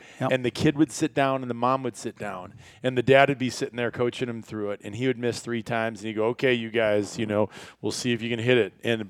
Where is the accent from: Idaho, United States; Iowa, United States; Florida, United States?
Iowa, United States; growing up in Iowa